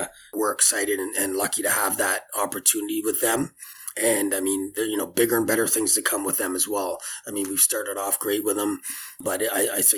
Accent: Richmond Hill, Ontario, Canada; her family actually moved to Richmond Hill, where I still live. I've been here my whole life

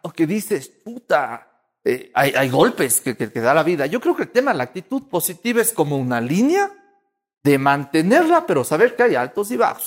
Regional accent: Cuenca, Azuay, Ecuador

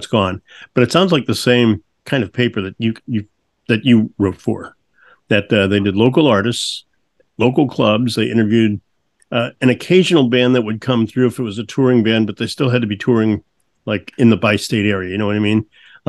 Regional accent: St. Louis, Missouri, United States; moved away; I grew up in St. Louis and then moved away, was in radio for about 10 years, moved back to St. Louis

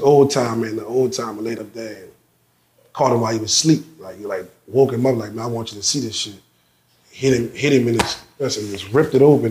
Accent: New Orleans, Louisiana, United States; I'm from the West Side, so right you got to cross the river

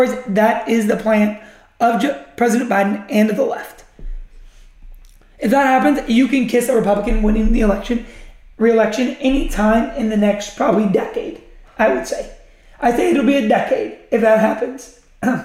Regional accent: United States; I'm an American.

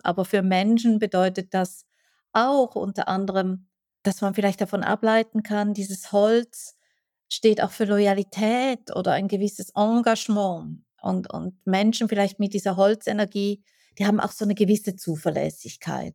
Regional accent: Switzerland; ich als Schweizerin

